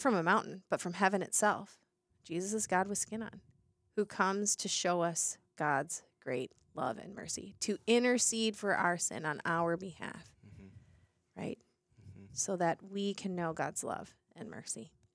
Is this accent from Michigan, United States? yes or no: yes; Detroit, Michigan, United States; growing up in Detroit